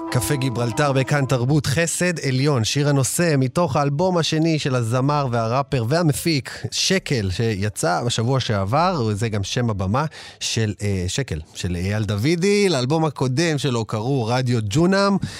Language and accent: Hebrew; Ashdod, Southern District, Israel; אני גדלתי באשדוד